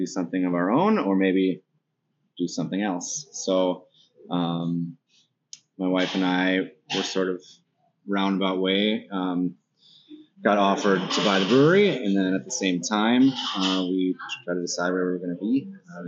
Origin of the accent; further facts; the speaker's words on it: Duluth, Minnesota, United States; I grew up in Lakeside.